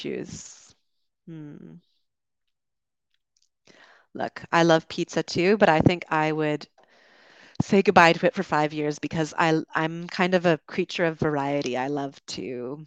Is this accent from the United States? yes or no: no; Canada; moved away as an adult; also born or lived in United Kingdom; As a Canadian, I moved there